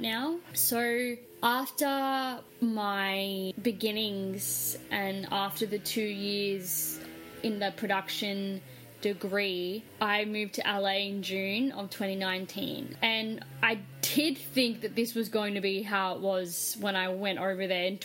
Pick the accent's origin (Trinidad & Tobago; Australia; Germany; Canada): Australia; moved away as an adult; also born or lived in Los Angeles, United States; I was from Australia